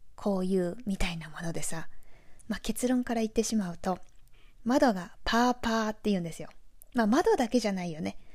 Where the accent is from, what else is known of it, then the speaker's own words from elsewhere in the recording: Owariasahi, Aichi, Japan; accent: Nagoya dialect (Owari dialect); first language Nagoya dialect Japanese; moved away as an adult; now in Indiana, United States; 私はね生粋の愛知県生まれ愛知県育ちです尾張旭市という緑豊かな田舎で育ちました